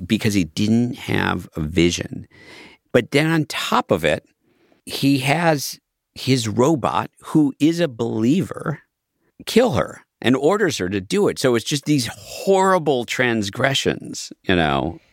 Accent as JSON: {"language": "English", "region": "Midwest", "country": "United States", "tie": "born or raised there", "said": "growing up in the West, in the Midwest"}